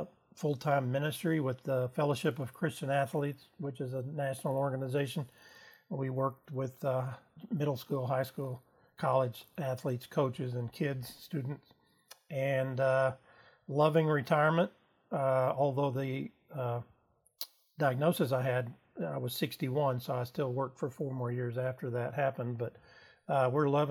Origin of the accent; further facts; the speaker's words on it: Austin, Texas, United States; also born or lived in San Marcos, Texas; now in Horseshoe Bay, United States; I grew up in Austin and went to school there